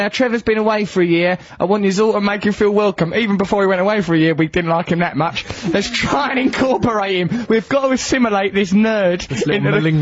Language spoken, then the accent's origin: English; Lakeside, East of England, United Kingdom; I grew up near Lakeside, the shopping centre.